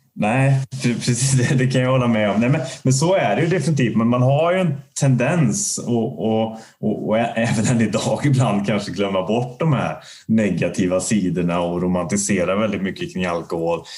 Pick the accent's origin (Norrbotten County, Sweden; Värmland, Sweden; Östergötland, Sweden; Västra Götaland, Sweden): Värmland, Sweden; now in Gothenburg, Sweden; jag är ju inte göteborgare från början. Jag är ju uppväxt i en, i en värmländsk liten eh, bruksort